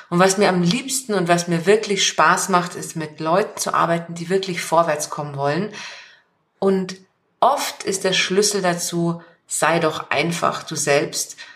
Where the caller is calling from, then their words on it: Munich, Bavaria, Germany; Ich bin aus München zugeschaltet.